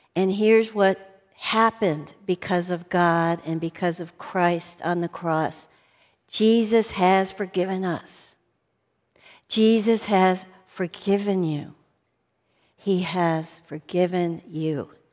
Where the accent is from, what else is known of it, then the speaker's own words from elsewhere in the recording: outside of Chicago, Illinois, United States; I grew up outside of Chicago